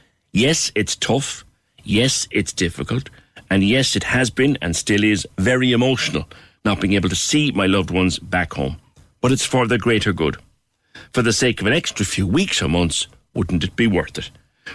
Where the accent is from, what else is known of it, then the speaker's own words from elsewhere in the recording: Ireland; moved away as an adult; now in Portsmouth, United Kingdom; here's my tuppence worth for the new COVID restrictions. I'm originally from Toker. I'm living in the UK for the last 4 years. I haven't been home since December 2019.